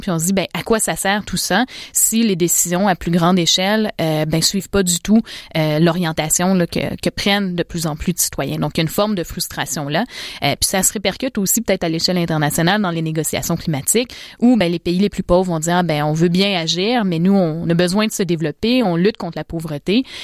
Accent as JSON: {"language": "French", "country": "Canada", "said": "en tant que Canadienne"}